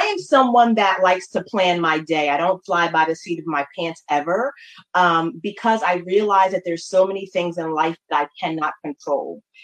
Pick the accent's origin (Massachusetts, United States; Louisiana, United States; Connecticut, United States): Connecticut, United States; New Haven; now in Baltimore, United States; I am from New Haven, Connecticut. Um, originally, I have been in Baltimore, Maryland, for the last 20 years